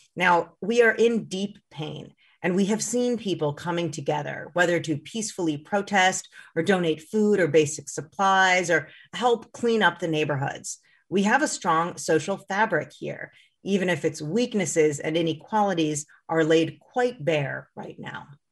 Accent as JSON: {"language": "English", "region": "Minnesota", "country": "United States", "said": "as a Minnesotan"}